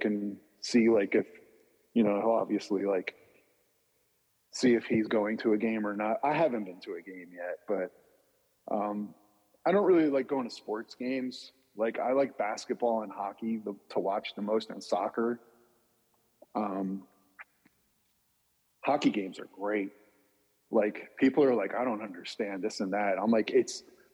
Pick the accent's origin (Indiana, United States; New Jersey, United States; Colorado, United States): New Jersey, United States; I grew up in New Jersey